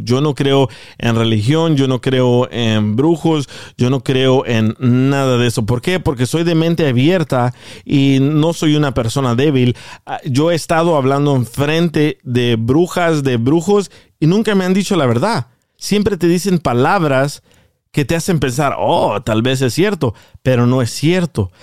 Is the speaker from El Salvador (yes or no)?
yes; El Salvador; moved away; Yo, yo crecí en el, en el Salvador